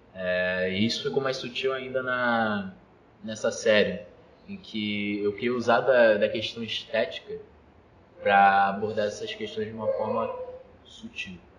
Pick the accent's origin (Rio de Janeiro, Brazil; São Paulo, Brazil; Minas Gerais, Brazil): Rio de Janeiro, Brazil; Mesquita; moved away as an adult; Cria de Mesquita. Morei minha vida toda, assim, basicamente, Mesquita